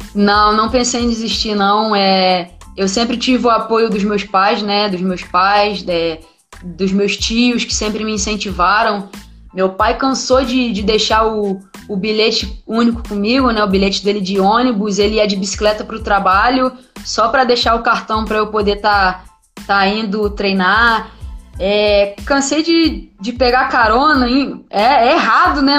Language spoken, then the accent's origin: Portuguese; Rio de Janeiro, Brazil; moved away as an adult; also born or lived in Santos; eu nunca saí do Rio, fui sair do Rio com 19 anos